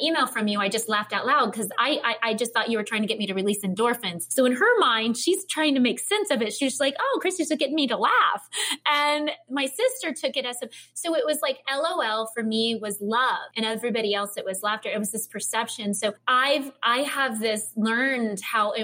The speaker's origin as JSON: {"language": "English", "region": "Midwest", "country": "United States", "said": "I'm from the Midwest"}